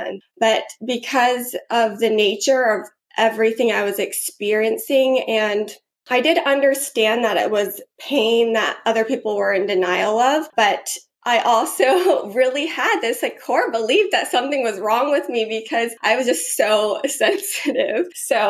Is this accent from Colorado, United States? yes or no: no; Georgia, United States; Yeah, I grew up in Georgia